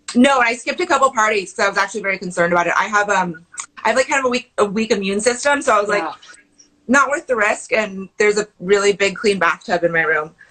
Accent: Pacific Northwest, United States; I grew up camping in the Pacific Northwest

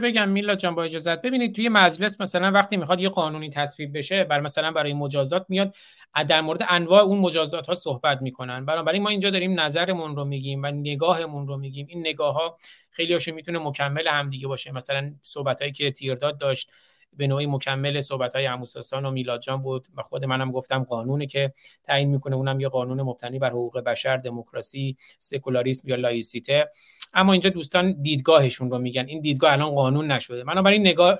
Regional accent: Iran; now in United States; من به عنوان یک ایرانی آمریکایی

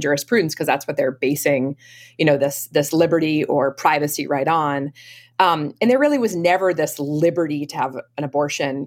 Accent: Maine, United States; now in Boston area, United States; I grew up um, in a, uh, a family in Maine, outside of um, uh, the Camden Rockport area in Maine.

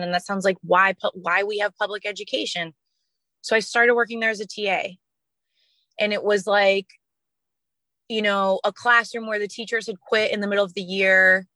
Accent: Washington, District of Columbia, United States; my hometown of Washington, D.C.

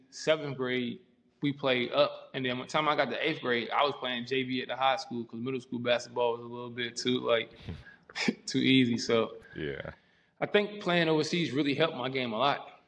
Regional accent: Columbia, South Carolina, United States; also born or lived in Fulda, Germany / Frankfurt, Germany; now in Germany; So my mom was in the army. So we were stationed in Fulda and then Frankfurt and then the military. And then we, when she got out the military, we moved to um, Fort Jackson, Columbia, South Carolina, which is another army base.

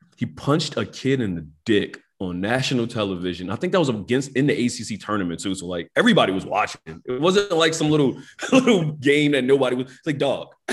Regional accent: Philadelphia, Pennsylvania, United States; growing up in North Philadelphia my whole life

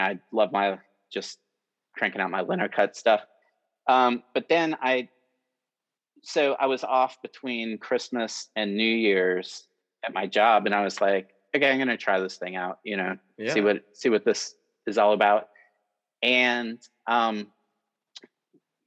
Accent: Cincinnati, Ohio, United States; growing up here in Cincinnati

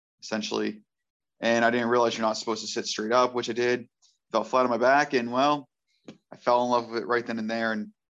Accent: Cambridge, Nova Scotia, Canada; I am from Cambridge, Nova Scotia

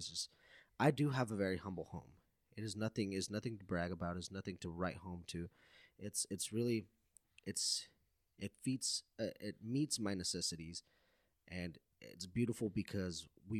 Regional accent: United States; a lot of us, especially here, that since the majority of our youth, we grew up in the States, and we really missed out on that family aspect.

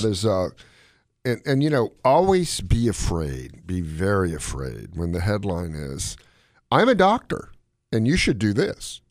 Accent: Gaithersburg, Maryland, United States; my hometown, Gaithersburg, Maryland

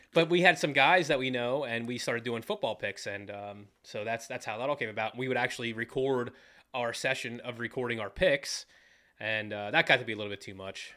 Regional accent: Jonestown, Pennsylvania, United States; also born or lived in Fredericksburg, Pennsylvania / Williamstown, Pennsylvania; I grew up in the Jonestown, Fredericksburg area.

